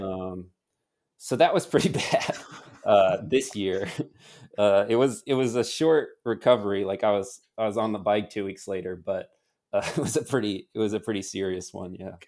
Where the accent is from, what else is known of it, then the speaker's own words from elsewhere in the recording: United States; moved away as an adult; now in Girona, Spain; at least I do as an American